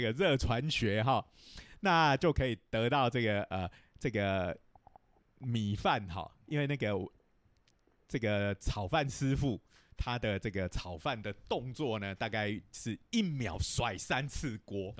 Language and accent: Chinese; Taiwan; 我们台湾人有时候是讲锅气